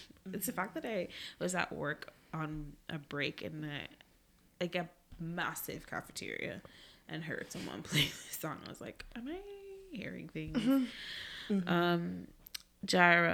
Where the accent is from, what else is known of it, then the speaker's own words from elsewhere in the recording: Jamaica; growing up in Jamaica